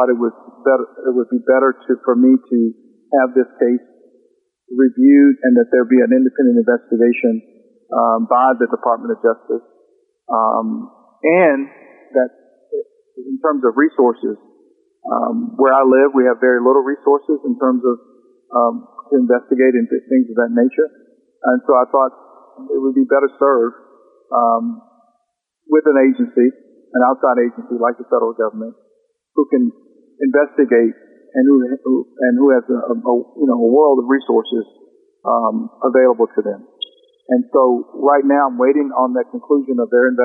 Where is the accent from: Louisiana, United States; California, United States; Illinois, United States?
Louisiana, United States; South; now in North Louisiana, United States; I was born and raised in South Louisiana